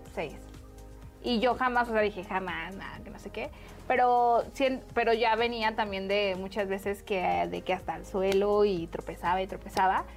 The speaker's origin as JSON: {"language": "Spanish", "town": "Guadalajara", "region": "Jalisco", "country": "Mexico", "moved": "yes", "lives_now": "Mexico City, Mexico", "said": "yo era de Guadalajara, me vine para acá"}